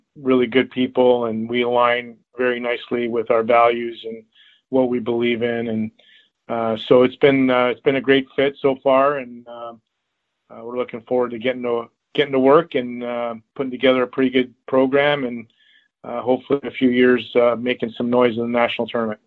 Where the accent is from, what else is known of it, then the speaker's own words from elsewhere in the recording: Toronto, Ontario, Canada; growing up in Toronto